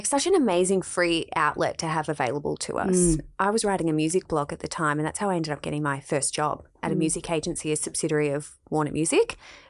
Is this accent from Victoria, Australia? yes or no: yes; Melbourne, Victoria, Australia; Yeah, we're both from Melbourne.